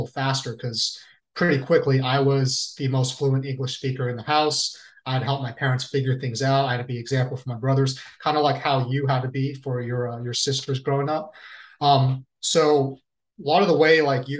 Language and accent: English; United States; growing up in the States.